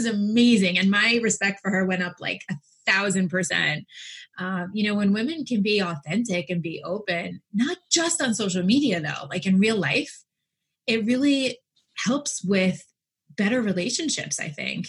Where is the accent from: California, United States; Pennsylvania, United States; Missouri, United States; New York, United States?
New York, United States; I'm from New York